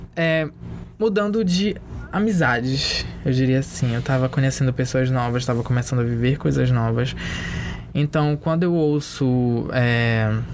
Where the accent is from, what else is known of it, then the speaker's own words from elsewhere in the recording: Castanhal, Pará, Brazil; Eu cresci numa cidade do interior